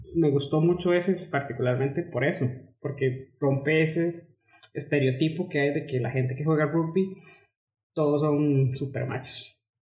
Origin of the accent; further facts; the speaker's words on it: Costa Rica; yo soy costarricense.